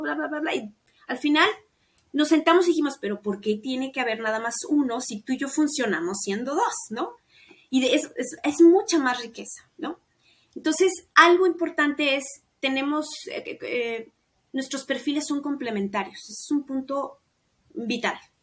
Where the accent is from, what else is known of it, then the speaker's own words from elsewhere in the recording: Mexico; mi país y en México